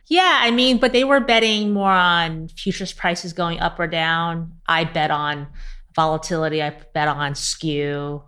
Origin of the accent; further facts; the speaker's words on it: New York City, New York, United States; I grew up in Queens to immigrant parents. I came here when I was six.